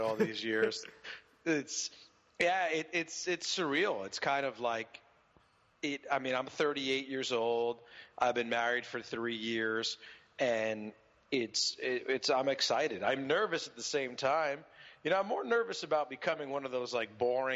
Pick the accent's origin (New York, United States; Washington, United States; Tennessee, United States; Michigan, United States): New York, United States; Port Chester; I love Portchester. You know, I love my hometown. It's always going to be my hometown.